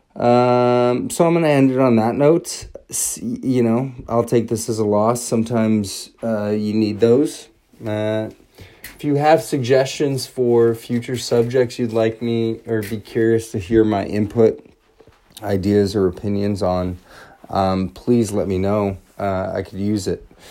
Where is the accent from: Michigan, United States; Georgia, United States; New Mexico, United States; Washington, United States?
Washington, United States; Everett; now in Los Angeles, United States; I am from Everett, Washington, originally